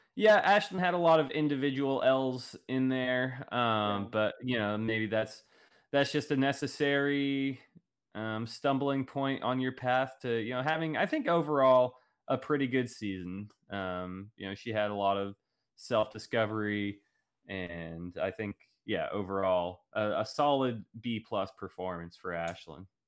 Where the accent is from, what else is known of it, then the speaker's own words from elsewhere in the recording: Oklahoma, United States; growing up in Oklahoma